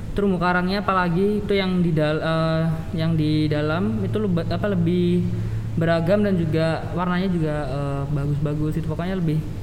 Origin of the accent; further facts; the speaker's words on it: Madiun, East Java, Indonesia; saya dari Madiun